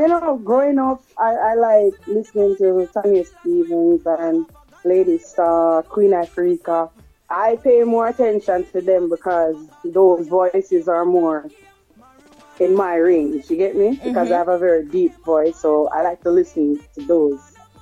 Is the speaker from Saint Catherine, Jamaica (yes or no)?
yes; Portmore, Saint Catherine, Jamaica; Growing up in Portmore, I would say it was just nice and normal, nothing extraordinary, just normal.